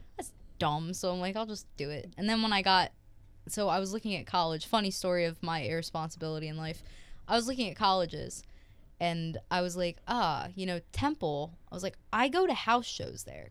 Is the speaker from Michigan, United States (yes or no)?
no; Horsham, Pennsylvania, United States; I'm from Horsham, Pennsylvania